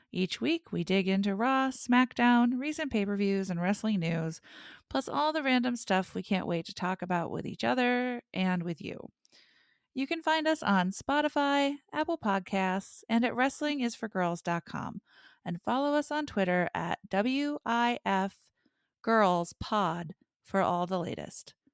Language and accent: English; Ireland; So I assume that that's just a national thing that Sheamus and I share as fellow Irish people.